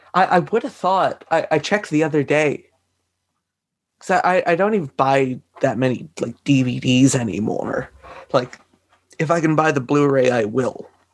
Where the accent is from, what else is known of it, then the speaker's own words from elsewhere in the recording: Canada; I'm from Canada